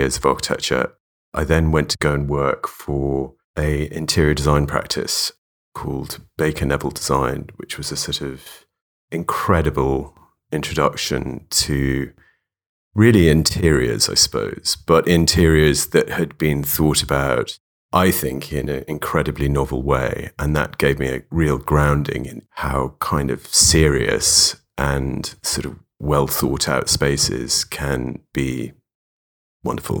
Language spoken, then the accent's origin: English; London, United Kingdom; Yeah, I grew up in London. I grew up in Notting Hill